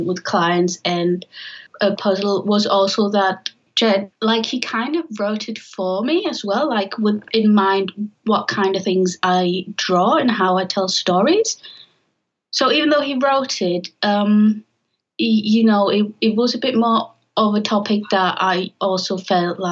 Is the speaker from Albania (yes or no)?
no; Germany; I'm originally from Germany